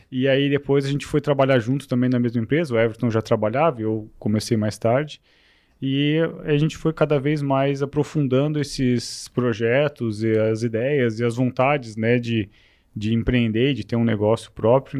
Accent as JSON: {"language": "Portuguese", "town": "Rio do Sul", "region": "Santa Catarina", "country": "Brazil", "tie": "born or raised there", "also_born_or_lived": "São Paulo", "moved": "as an adult", "said": "eu sou aqui de Rio do Sul, sou natural de Rio do Sul é, e passei boa parte da minha vida aqui"}